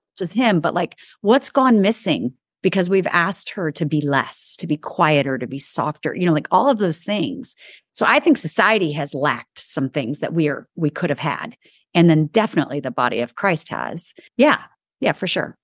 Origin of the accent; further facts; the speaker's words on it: New York, United States; moved away; also born or lived in the South; I'm a New Yorker